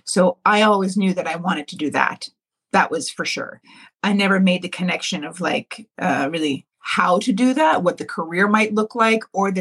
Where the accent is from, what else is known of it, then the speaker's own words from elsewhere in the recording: Ontario, Canada; me and my sisters, we grew up here in Ontario